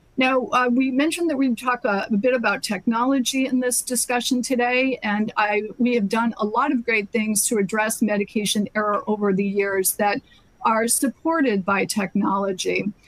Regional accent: Massachusetts, United States; my home state of Massachusetts

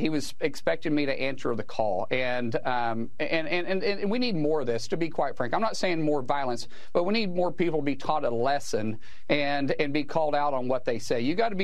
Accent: Oklahoma, United States; I'm a guy from Oklahoma first.

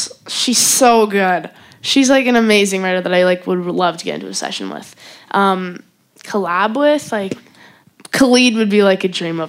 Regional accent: Calgary, Alberta, Canada; Calgary, Canada.

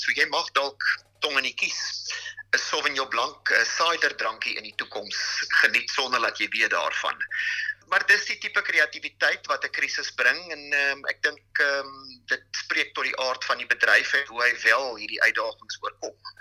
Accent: South Africa; ons as Suid-Afrikaners

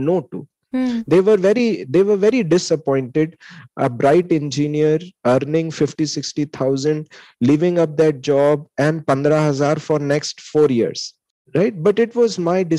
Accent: Lucknow, Uttar Pradesh, India; moved away as an adult; Lucknow is my hometown

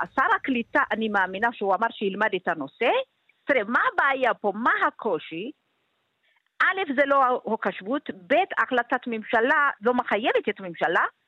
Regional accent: Gondar, Amhara, Ethiopia; now in Israel; אני ילידת עיר עצמה בגונדר

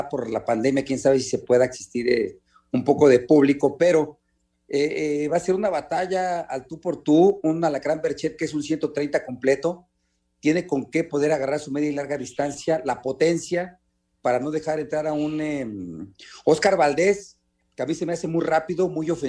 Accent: Mexico; no le gusta mucho el intercambio de golpe como buen mexicano, como estamos acostumbrados

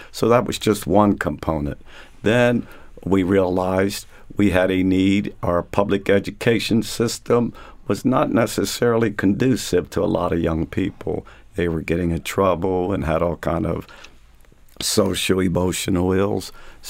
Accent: York, Pennsylvania, United States; born or raised there

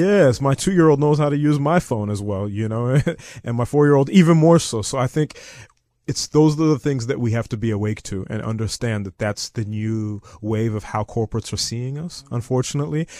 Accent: Zimbabwe; also born or lived in United States / Eastern Cape, South Africa; now in South Africa; I'm originally from Zimbabwe. My father is from Zim. My mother's from the Eastern Cape.

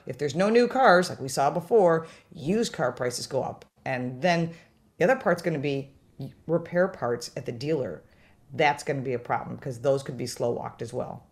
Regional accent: Detroit, Michigan, United States; moved away; also born or lived in Western New York; I'm originally from Detroit

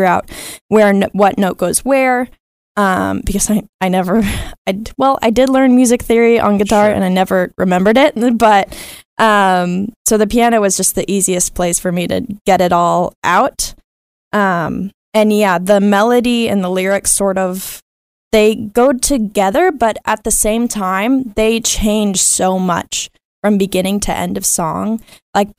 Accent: Dallas, Texas, United States; I'm from Dallas, Texas

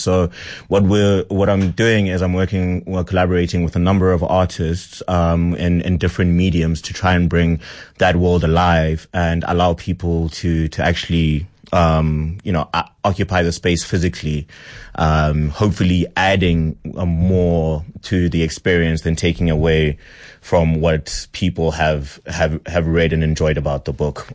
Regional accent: Pretoria, Gauteng, South Africa; I grew up in Pretoria

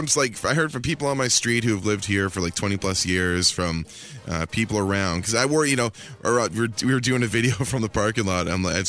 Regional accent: Ontario, Canada; I grew up in Northern Ontario, and this is for sure one of the craziest storms I've seen in 35 years.

